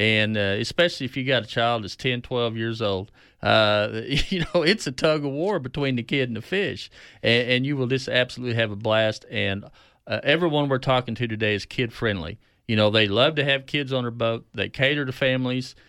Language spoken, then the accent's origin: English; Keystone Lake, northeastern Oklahoma, United States; growing up on Keystone